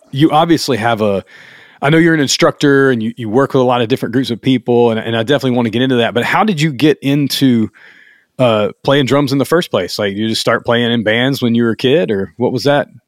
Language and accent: English; the South, United States; I'm from the South